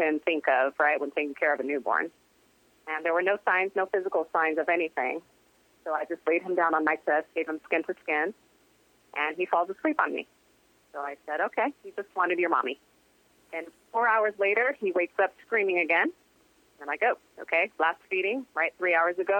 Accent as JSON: {"language": "English", "country": "United States", "tie": "born or raised there", "also_born_or_lived": "Brazil", "said": "my mom was born and raised in Brazil, and I was raised in America"}